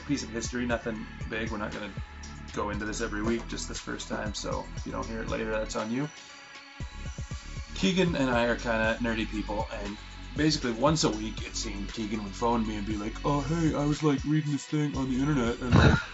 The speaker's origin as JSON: {"language": "English", "country": "Canada", "said": "we are from Canada"}